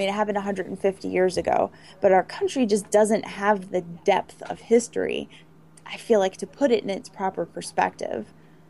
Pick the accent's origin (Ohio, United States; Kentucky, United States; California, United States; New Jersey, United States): New Jersey, United States; also born or lived in Virginia; I grew up in New Jersey, I went to college down by, you know, Ellison, Virginia. It's Virginia Tech.